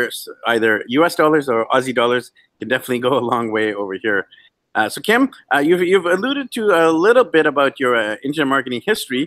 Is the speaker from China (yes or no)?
no; Vancouver, British Columbia, Canada; moved away; my hometown of Vancouver